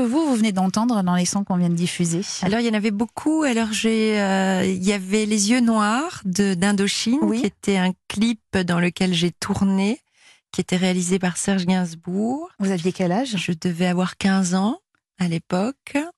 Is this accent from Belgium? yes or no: yes; Belgium; la Belgique, je suis belge